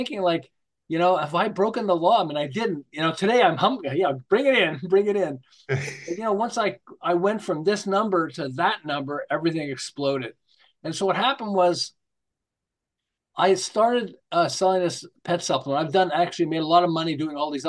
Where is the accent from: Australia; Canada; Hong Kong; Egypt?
Canada; Montreal, Quebec; now in Southern California, United States; I'm originally from Montreal, although I live in Southern California now